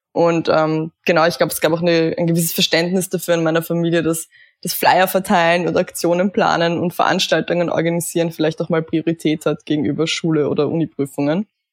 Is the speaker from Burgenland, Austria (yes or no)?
yes; Eisenstadt, Burgenland, Austria; ich bin im Burgenland aufgewachsen, ähm, in einem kleinen Vorort von Eisenstadt, Kleinhöflein heißt